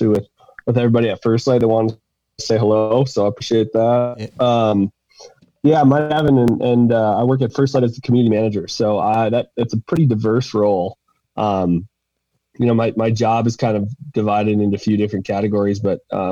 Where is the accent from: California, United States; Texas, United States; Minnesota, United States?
Minnesota, United States; St. Paul; moved away as an adult; also born or lived in Iowa / Oregon; I was born and raised in Minnesota, in St. Paul, Minnesota